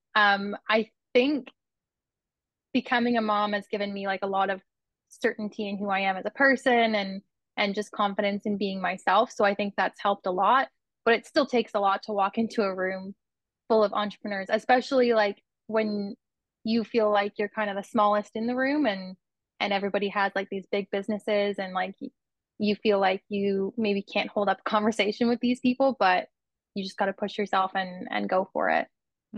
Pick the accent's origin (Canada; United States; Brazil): Canada; Kitchener, Ontario; now in Brantford, Canada; I grew up in Kitchener in Ontario